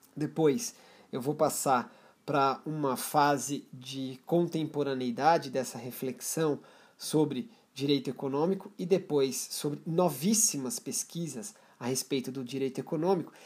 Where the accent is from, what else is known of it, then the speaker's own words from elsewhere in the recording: Brazil; como brasileiros